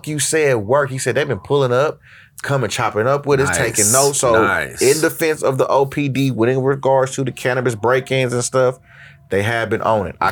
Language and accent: English; Oakland, California, United States; I'm from Oakland